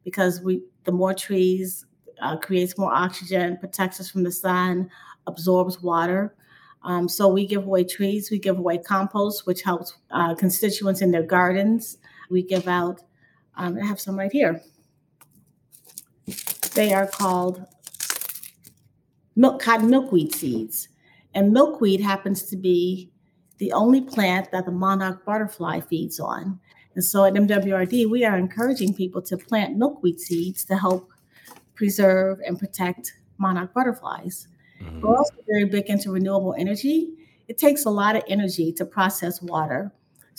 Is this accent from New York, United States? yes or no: no; Chicago, Illinois, United States; I grew up on the South Side and I used to swim quite a bit in Lake Michigan at the point on 55th Street in Hyde Park.